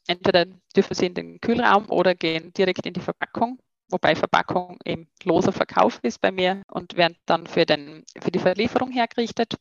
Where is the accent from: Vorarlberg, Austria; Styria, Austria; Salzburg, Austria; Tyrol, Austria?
Styria, Austria; near Graz; also born or lived in Vienna; ursprünglich bin ich ja Steirerin äh, in Keinbach bei Graz